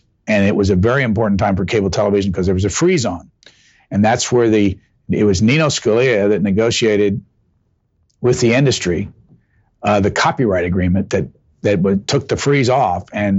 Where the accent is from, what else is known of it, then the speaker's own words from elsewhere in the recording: Lafayette, Indiana, United States; working for about a year for a UHF television station back at my home town of Lafayette, Indiana.